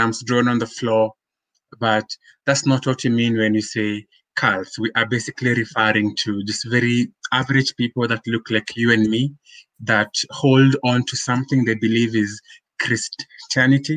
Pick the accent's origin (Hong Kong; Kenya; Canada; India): Kenya; Nairobi; So born and raised in Nairobi, I'm a Kenyan by birth.